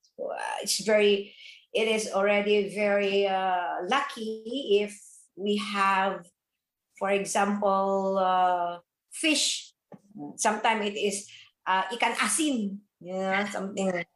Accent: Philippines; now in Indonesia; I came from Philippines

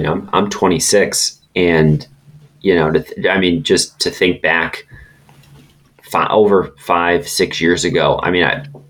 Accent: Francis Howell School District, Missouri, United States; I grew up in the Francis Howell School District

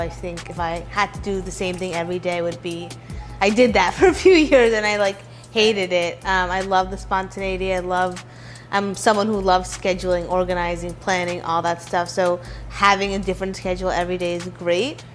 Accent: New York City, New York, United States; also born or lived in Hartford, Connecticut; I'm from New York City. I was born and raised here in Midtown East

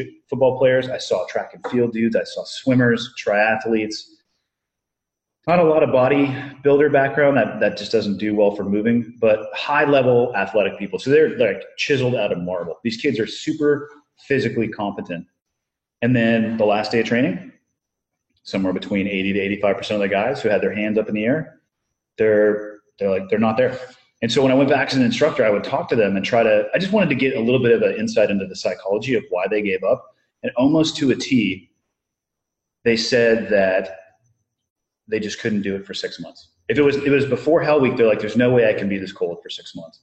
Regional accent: Santa Cruz, California, United States; Born and raised in Santa Cruz, California.

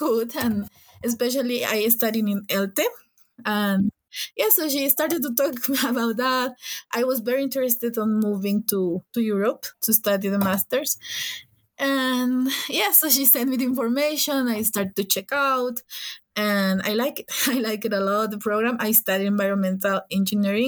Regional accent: Ecuador; also born or lived in Budapest, Hungary; From Ecuador. I live in Quito right now

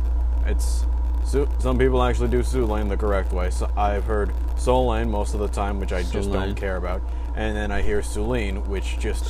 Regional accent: Rutherford, New Jersey, United States; moved away as an adult; now in California, United States; I am from Rutherford, New Jersey, a very small town outside of New York

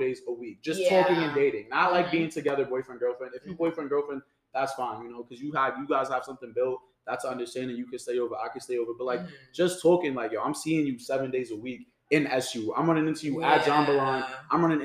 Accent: New York City, New York, United States; I'm from the Bronx

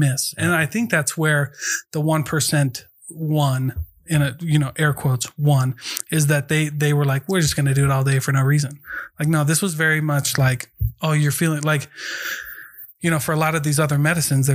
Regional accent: Iowa, United States; moved away; I'm from Iowa

